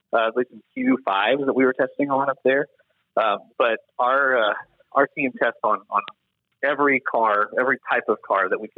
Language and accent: English; Nashville, Tennessee, United States; Born and raised in Nashville